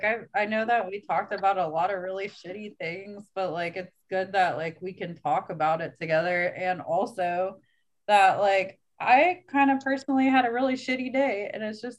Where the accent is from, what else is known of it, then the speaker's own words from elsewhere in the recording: Cincinnati, Ohio, United States; also born or lived in Kentucky; I'm originally from Cincinnati, but then I lived in Kentucky for